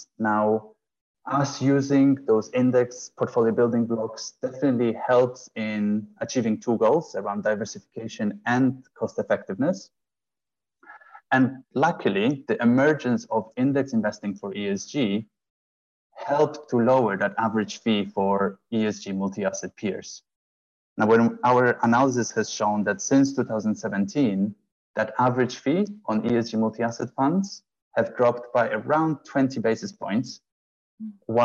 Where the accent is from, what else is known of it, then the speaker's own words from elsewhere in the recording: Poland; moved away as an adult; also born or lived in Italy; now in London, United Kingdom; I'm originally from Poland, studied in Italy, and then moved to London in 2009.